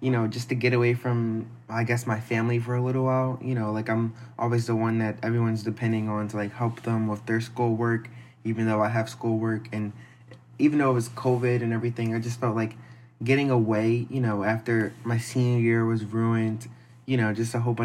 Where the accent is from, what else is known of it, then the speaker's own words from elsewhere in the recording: Philadelphia, Pennsylvania, United States; moved away; where I come from, everyone's from Philly.